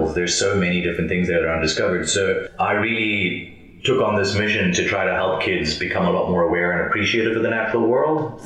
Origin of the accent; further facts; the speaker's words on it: Johannesburg, Gauteng, South Africa; I grew up in Johannesburg.